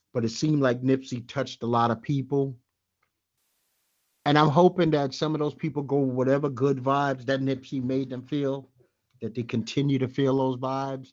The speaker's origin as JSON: {"language": "English", "town": "New York City", "region": "New York", "country": "United States", "said": "I'm from Bed-Stuy."}